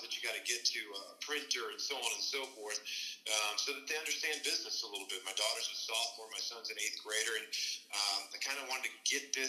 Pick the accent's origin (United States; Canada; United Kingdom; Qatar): United States; Kansas; We grew up in Kansas